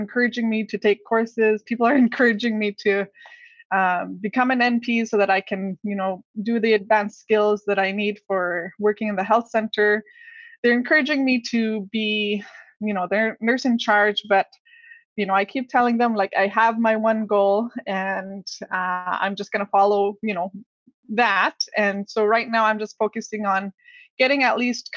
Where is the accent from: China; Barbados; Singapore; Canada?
Canada; Inuit community in the North; here in my hometown